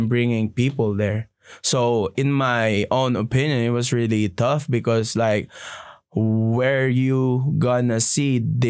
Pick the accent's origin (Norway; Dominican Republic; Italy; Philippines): Philippines; now in Juneau, United States